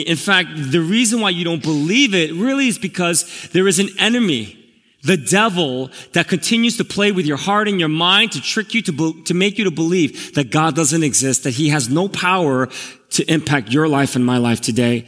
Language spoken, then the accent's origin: English; New York City, New York, United States; also born or lived in Korea; now in New Jersey, United States; I'm actually from Elmhurst. I grew up here when I immigrated from Korea.